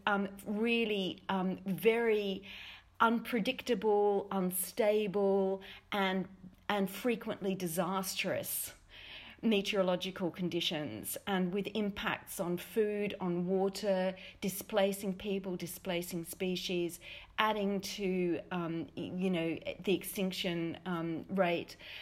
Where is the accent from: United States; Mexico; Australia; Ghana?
Australia; as an Australian